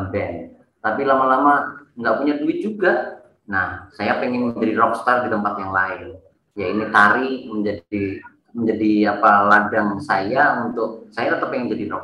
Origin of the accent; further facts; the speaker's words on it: Surakarta, Central Java, Indonesia; besar di di Eh, salah satu kampung di Solo dan saya kebetulan tidak mencintai sekolah